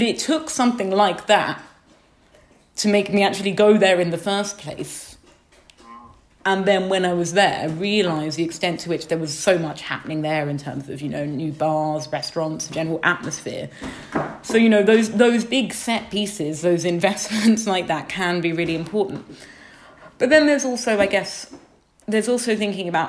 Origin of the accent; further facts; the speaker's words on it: United Kingdom; I grew up just outside London